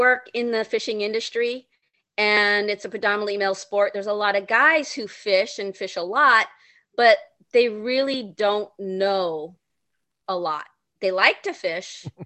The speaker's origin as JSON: {"language": "English", "region": "California", "country": "United States", "said": "I'm from California."}